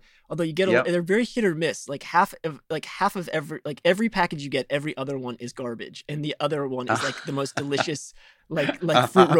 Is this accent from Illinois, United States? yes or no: yes; Chicago, Illinois, United States; I grew up in Chicago